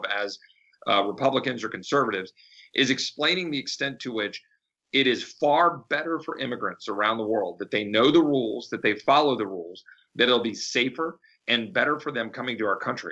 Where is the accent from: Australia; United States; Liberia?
United States; Texas; I'm proud of being a Texan